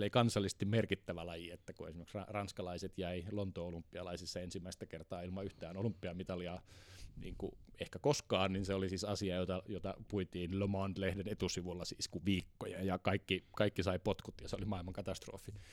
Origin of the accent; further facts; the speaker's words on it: Kemi, Lapland, Finland; Merilappi. Lappi. Totta. Merilappi. Joo, Sieltä päin olen kotoisin.